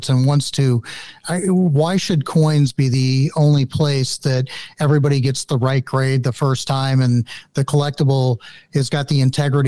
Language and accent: English; St. Louis, Missouri, United States; I grew up in St. Louis and had a great coin shop